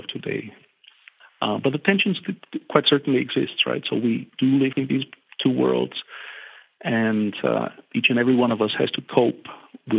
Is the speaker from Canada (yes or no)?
no; Bulgaria; now in Germany; I'm from Bulgaria, I live in Germany